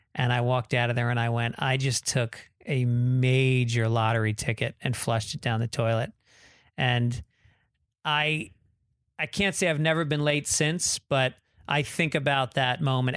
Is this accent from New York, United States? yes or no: yes; New York, United States; moved away; also born or lived in Boston; I'm from New York